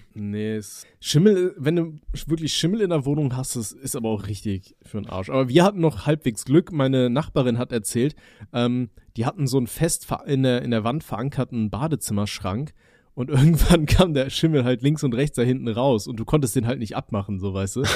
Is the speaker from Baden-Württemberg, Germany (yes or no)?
no; Aachen, North Rhine-Westphalia, Germany; now in Palatinate, Germany; ich komme ja aus, aus NRW, also aus äh, Aachen ursprünglich